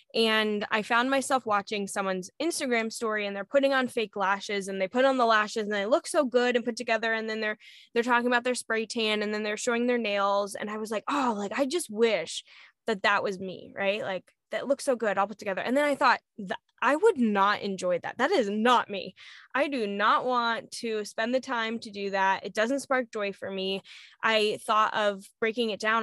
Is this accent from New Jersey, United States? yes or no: no; Arizona, United States; moved away; I was in Arizona because I lived in Arizona for a long time